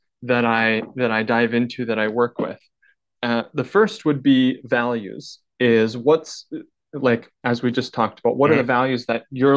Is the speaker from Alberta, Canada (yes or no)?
no; northern British Columbia, Canada; So I grew up in northern British Columbia in a small town of 2,000 people